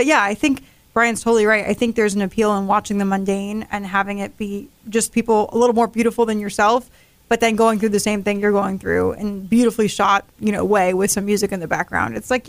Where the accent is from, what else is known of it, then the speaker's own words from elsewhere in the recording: Sarasota, Florida, United States; where are you from? And I said, Sarasota.